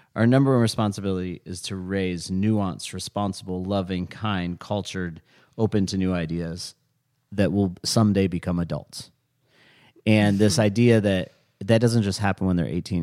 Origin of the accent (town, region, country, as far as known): United States